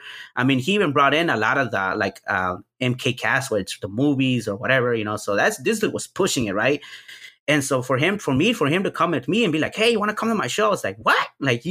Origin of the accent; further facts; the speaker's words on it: Houston, Texas, United States; there happened to be a local scene here in, because I'm from Houston, Texas.